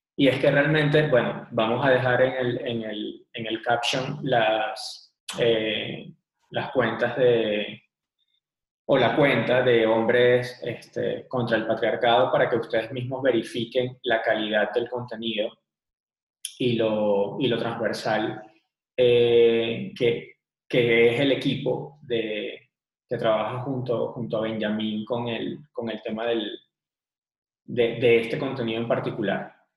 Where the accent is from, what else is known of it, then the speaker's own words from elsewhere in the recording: Venezuela; now in Bogotá, Colombia; Nosotros somos venezolanos, actualmente vivimos en Bogotá